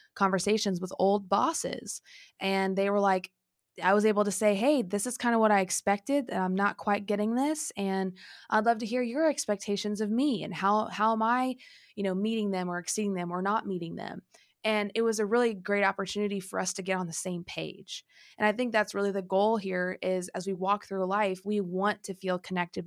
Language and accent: English; Illinois, United States; moved away as an adult; also born or lived in Texas; when I moved back from Texas, now living in Illinois, when I moved here, I had some conversations with my family, you know, I'm finally back, I hadn't lived here, um, you know, pretty much since I was eighteen